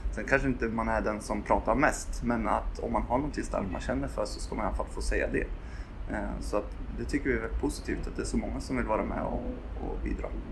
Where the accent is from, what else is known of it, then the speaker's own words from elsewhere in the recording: Gävle, Gävleborg County, Sweden; moved away as an adult; now in Uppsala, Sweden; jag är född på Akis, men när jag var två så flyttade jag till Gävle